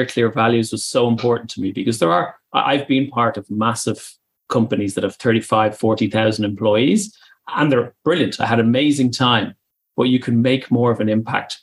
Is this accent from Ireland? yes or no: yes; Ireland; accent: Irish; moved away as an adult; also born or lived in Germany; now in United Kingdom; as you can tell from my accent, I'm Irish. And I moved over from Ireland to Germany back in 2014.